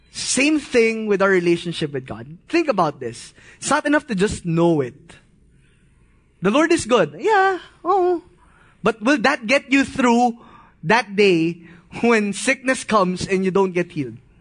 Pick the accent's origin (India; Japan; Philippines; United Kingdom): Philippines; As a Filipino, we grew up in this kind of mindset